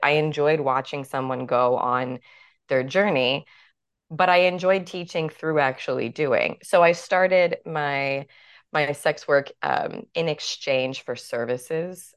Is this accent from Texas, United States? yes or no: no; New York City, New York, United States; growing up in New York City